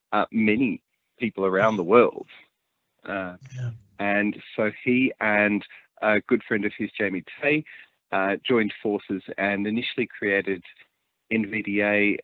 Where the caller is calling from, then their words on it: Victoria, Australia; I'm talking to you from Gippsland, which is in Victoria, which is southeast Australia.